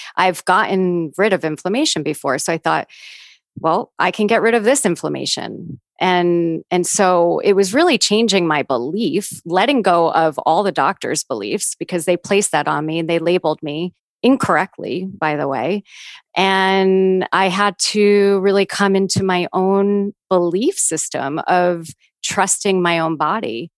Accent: New York, United States; growing up as a New Yorker

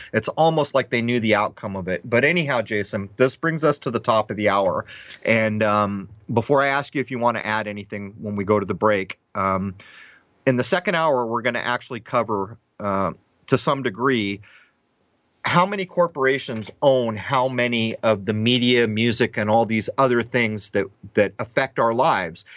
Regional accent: Southern California, United States; growing up in Southern California

